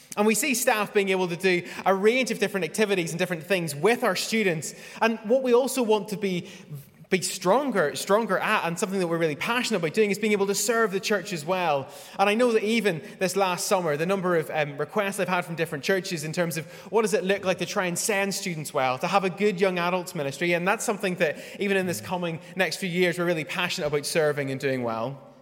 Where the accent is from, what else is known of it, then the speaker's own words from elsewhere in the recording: Northern Ireland, United Kingdom; moved away as an adult; I was raised in Northern Ireland